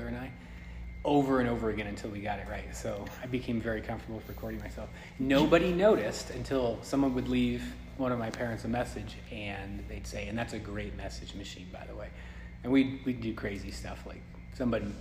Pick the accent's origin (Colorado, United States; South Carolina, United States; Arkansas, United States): Colorado, United States; Aurora; also born or lived in Denver / Morrison / Lakewood / Arvada; I was born in Denver and then lived in Morrison, Lakewood, Arvada, and then Aurora, and then here.